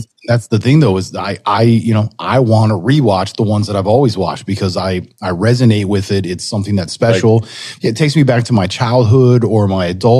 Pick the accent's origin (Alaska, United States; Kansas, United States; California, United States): California, United States; moved away; we growing up in Cali